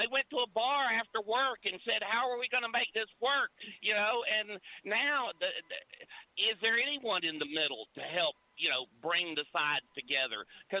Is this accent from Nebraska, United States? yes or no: no; Georgia, United States; I'm from Georgia, buddy.